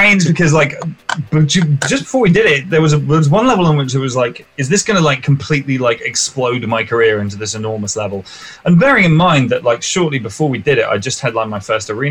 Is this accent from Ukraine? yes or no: no; England, United Kingdom; my experience as an English person